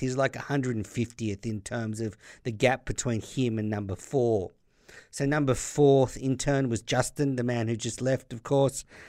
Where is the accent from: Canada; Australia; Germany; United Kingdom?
Australia; as an Australian listener